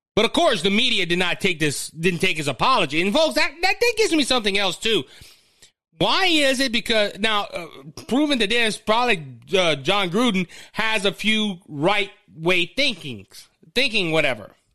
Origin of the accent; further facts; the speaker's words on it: Cajun, Louisiana, United States; I'm Cajun